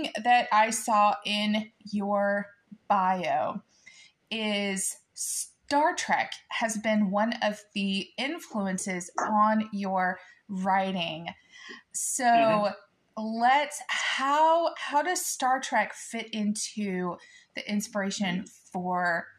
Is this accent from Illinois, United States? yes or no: yes; Illinois, United States; also born or lived in Arkansas; now in Oklahoma, United States; I was born in Illinois, lived in Arkansas for a little while, and now I live in Oklahoma